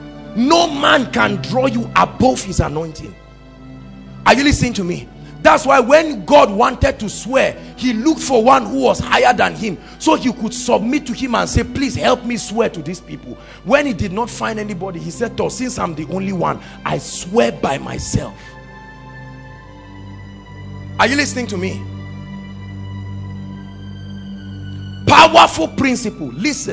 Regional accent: Zaria, Kaduna State, Nigeria; I came from Zaria with a hunger.

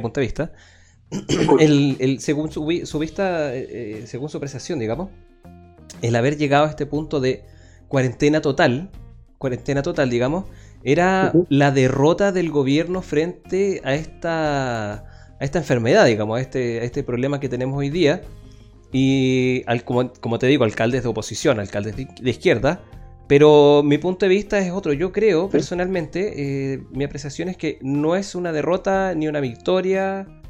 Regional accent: Chile

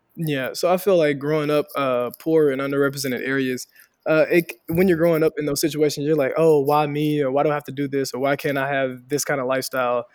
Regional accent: Helena, Arkansas, United States; moved away as an adult; also born or lived in Fayetteville, Arkansas; I'm originally from Helena, Arkansas, Southeast Arkansas, a real poor, underrepresented area. Uh, grew up there

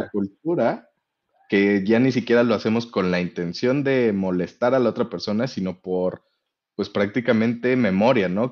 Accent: Mexico

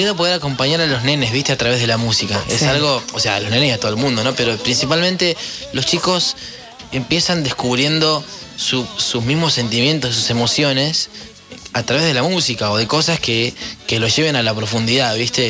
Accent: Córdoba, Argentina; soy cordobés

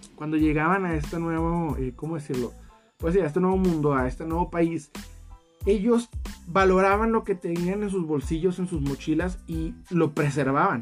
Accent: Mexico; en mi país, México, no se puede tal cual vivir de esto

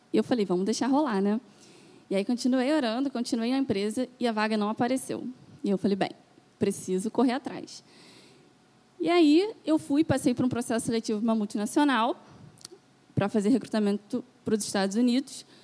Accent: Itaboraí, Rio de Janeiro, Brazil; now in Niterói, Brazil; Aí eu saí lá da Zona Sul de Itaboraí e vim para cá, para Niterói.

